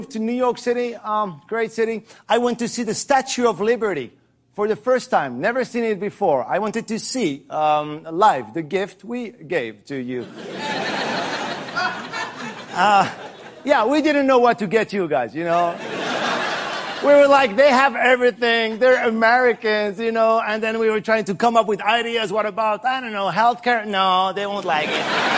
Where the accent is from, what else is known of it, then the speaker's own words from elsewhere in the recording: France; English is a second language; I'm from France.